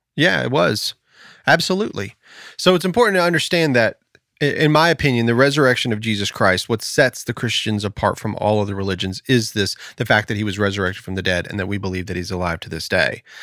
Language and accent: English; United States; I am an American, and I do have a sense of pride about being an American